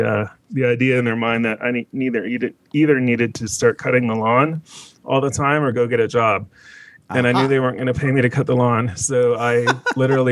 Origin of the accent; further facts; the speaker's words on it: London, Ontario, Canada; moved away; I was born in London, Ontario, Canada, which is essentially between Detroit, Michigan and Toronto, Ontario, two hours either way